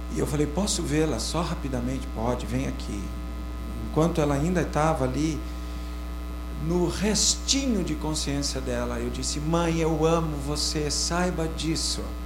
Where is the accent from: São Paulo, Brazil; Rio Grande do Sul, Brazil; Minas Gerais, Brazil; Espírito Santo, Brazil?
São Paulo, Brazil; Sorocaba; eu sou de Sorocaba, 40 graus centígrados